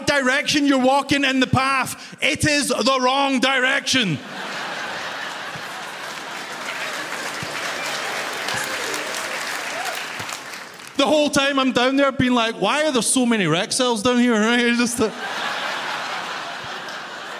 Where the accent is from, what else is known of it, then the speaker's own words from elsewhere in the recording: Glasgow, Scotland, United Kingdom; first language English; moved away as an adult; now in Toronto, Canada; I'm originally from Glasgow in Scotland.